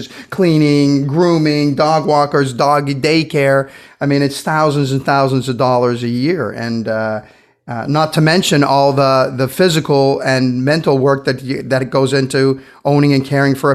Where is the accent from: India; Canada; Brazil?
Brazil; moved away; I grew up in Brazil